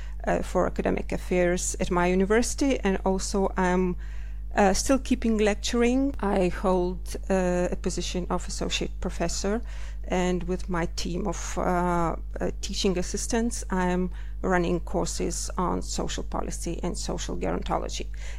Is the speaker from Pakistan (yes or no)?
no; Lithuania; also born or lived in Finland; Actually, I'm from Lithuania, but I did my PhD in Finland